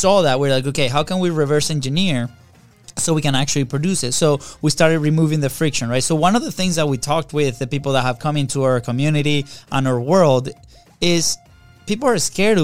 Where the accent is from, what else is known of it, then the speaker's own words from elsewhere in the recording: Venezuela; moved away; we're two kids from Venezuela